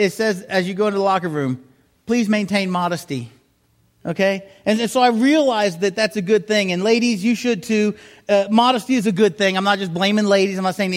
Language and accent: English; South Miami, Florida, United States; moved away; also born or lived in Huntsville; I grew up down in South Miami